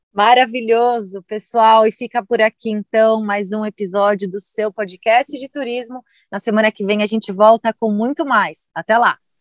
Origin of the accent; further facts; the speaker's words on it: Brazil; eu, como brasileira